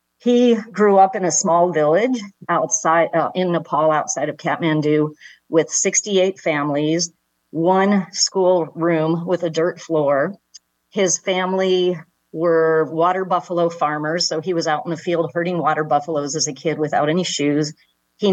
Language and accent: English; West Bloomfield, Michigan, United States; I grew up in Michigan, a suburb of Detroit called West Bloomfield